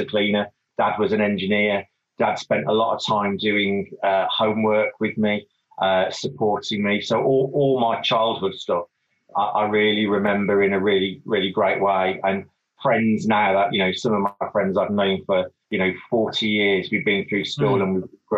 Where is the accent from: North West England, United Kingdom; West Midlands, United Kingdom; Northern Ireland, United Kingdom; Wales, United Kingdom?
West Midlands, United Kingdom; Wolverhampton; also born or lived in London / Portsmouth; So I'm from Wolverhampton. Still live in Wolverhampton, about six doors away from my mom.